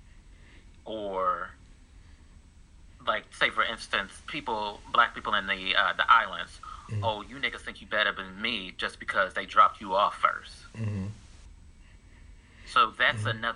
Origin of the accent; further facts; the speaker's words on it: United States; me and you, born and raised in the United States.